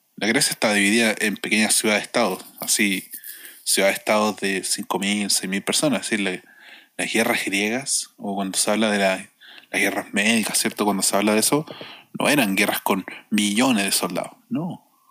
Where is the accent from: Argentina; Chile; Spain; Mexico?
Chile; como chilenos y chileno